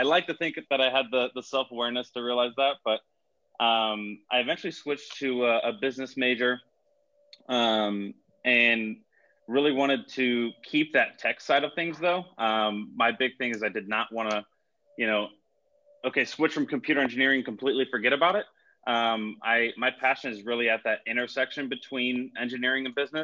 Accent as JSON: {"language": "English", "town": "Miami", "region": "Florida", "country": "United States", "tie": "born or raised there", "moved": "as an adult", "lives_now": "Orlando, United States", "said": "grew up in Miami, suburbs of Miami"}